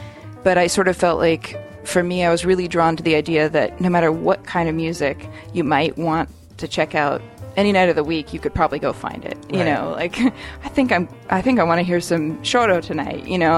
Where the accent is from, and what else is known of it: Seattle, Washington, United States; born or raised there